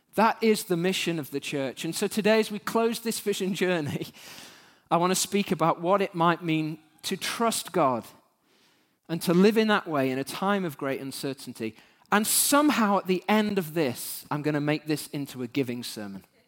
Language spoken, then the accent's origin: English; United Kingdom; as British human beings